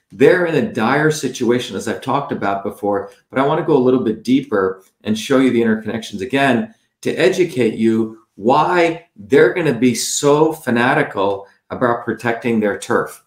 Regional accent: New Jersey, United States; New Jersey, my hometown where I grew up

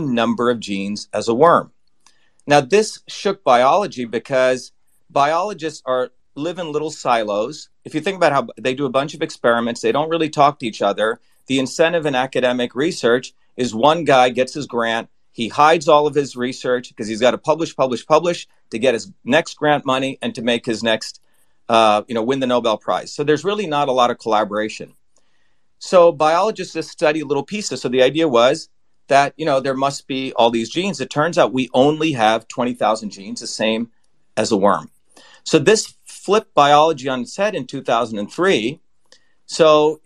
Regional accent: India; now in United States; I grew up originally in India

